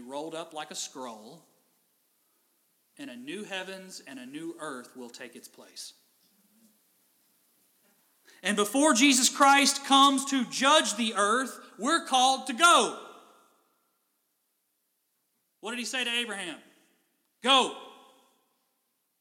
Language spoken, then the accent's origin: English; Kentucky, United States; now in Covington, United States; I'm from Kentucky.